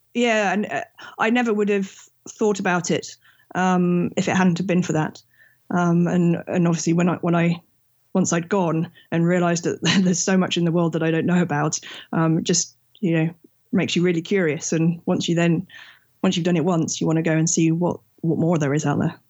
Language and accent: English; England, United Kingdom; I'm from England, and I'm an engineer when I'm not traveling.